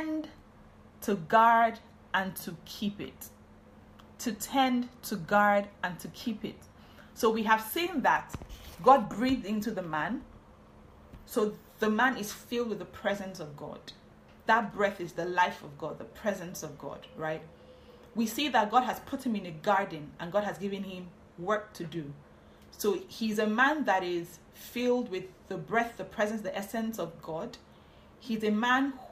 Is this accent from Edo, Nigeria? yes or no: no; Warri, Delta, Nigeria; also born or lived in Benin City, Nigeria; I'm from Warri. I lived in Benin City